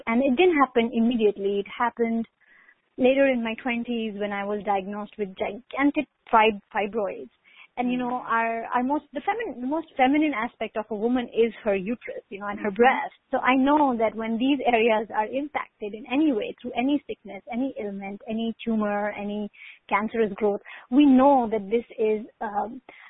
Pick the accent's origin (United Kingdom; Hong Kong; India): India; I grew up in India